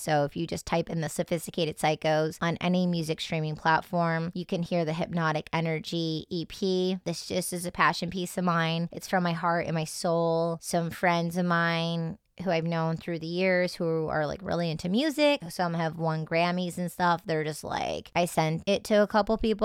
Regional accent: Detroit, Michigan, United States; So I grew up in Detroit, Michigan, well, in the suburbs

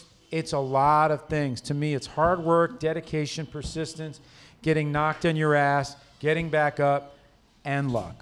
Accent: New York City, New York, United States; I grew up in Harlem

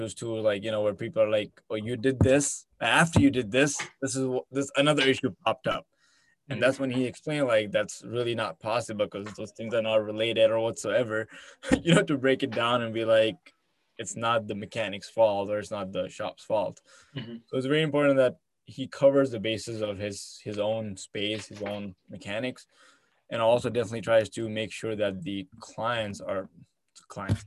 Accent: Abu Dhabi, United Arab Emirates; also born or lived in India / Canada; now in Michigan, United States; I'm from Abu Dhabi

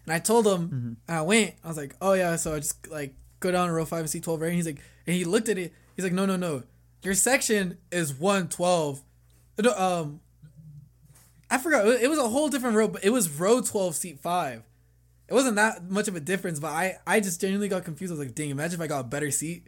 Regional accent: Bay Area, California, United States; moved away; Bay Area.

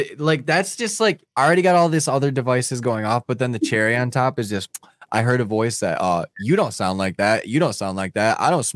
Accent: Michigan, United States; now in Florida, United States; I'm from Michigan.

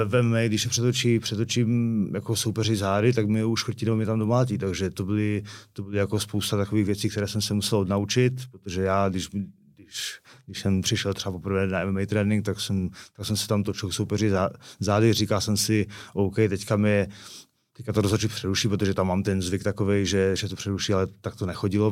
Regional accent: Karviná, Moravian-Silesian Region, Czechia; moved away as an adult; now in Prague, Czech Republic; Jsme z Karviného Borova

